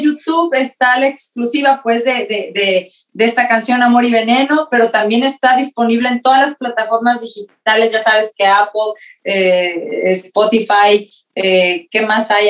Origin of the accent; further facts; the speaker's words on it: Mexico; moved away; tú también eres mexicana como yo